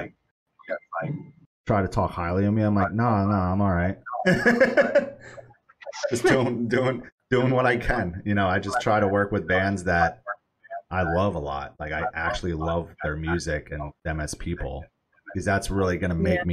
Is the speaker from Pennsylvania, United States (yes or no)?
no; New York, United States; moved away; I'm from New York originally